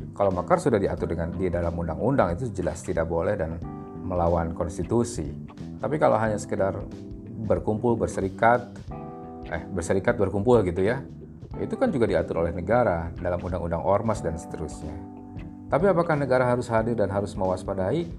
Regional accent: West Java, Indonesia; saya asli orang Sunda

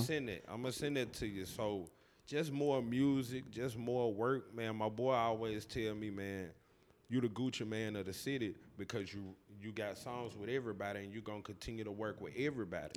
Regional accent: Tennessee, United States; I'm born and raised Cache River, Tennessee. Uh, I've been here my whole life.

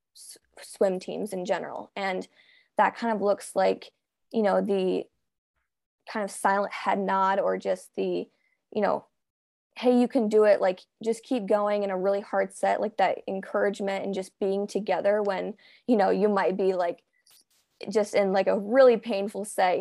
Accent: United States; I'm a swimmer from the United States

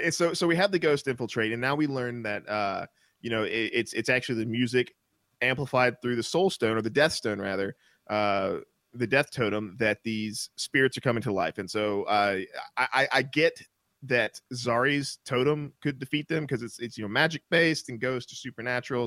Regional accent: Mississippi, United States; I grew up in the South in Mississippi. I grew up Baptist in Mississippi

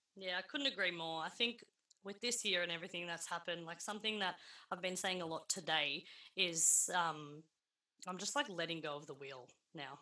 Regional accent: Melbourne, Victoria, Australia; I grew up in the northern suburbs of Melbourne

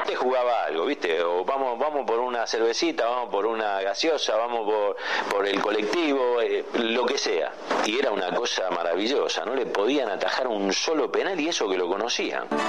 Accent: Buenos Aires, Argentina; also born or lived in Medellín, Colombia; No nací acá, nací en Medellín, en Colombia, donde jugaba mi papá. Mi hermano y yo nacimos allá, volvimos a Buenos Aires, de, al menos yo de bebé, así que yo me siento argentina, soy argentina

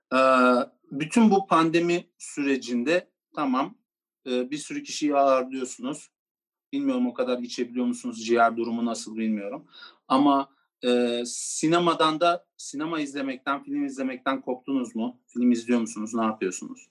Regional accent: Turkey; Türkiye'de doğdum ben Gürcü

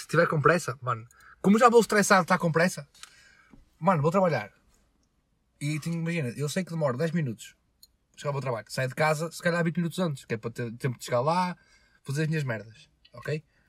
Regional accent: Portugal; Eu nasci em Portugal

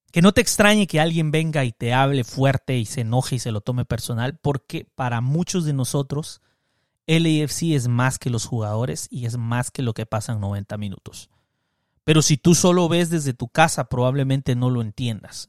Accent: Cobán, Alta Verapaz, Guatemala; moved away; yo tengo el equipo de mi infancia, el Cobán Imperial de Guatemala, que no lo pasan en la televisión y que rara vez yo pude ver, que mi papá me llevó un par de veces a verlos jugar. De ahí me mudé fuera de mi pueblo

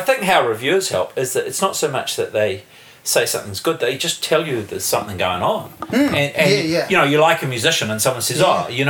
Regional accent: Wellington, New Zealand; I am born and bred in Wellington.

